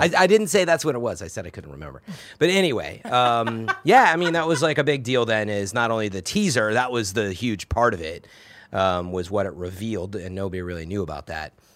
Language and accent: English; Chicago, Illinois, United States; now in San Francisco, United States; I'm from the Chicago area